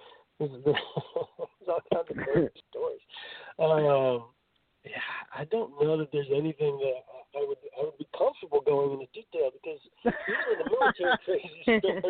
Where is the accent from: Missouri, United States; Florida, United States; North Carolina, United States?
North Carolina, United States; also born or lived in Nashville; So I'm from North Carolina